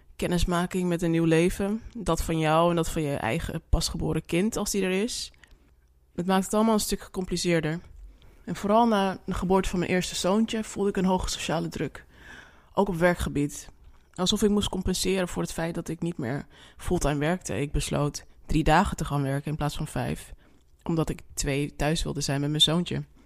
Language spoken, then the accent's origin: Dutch; Suriname; now in Netherlands; ik ben Surinaamse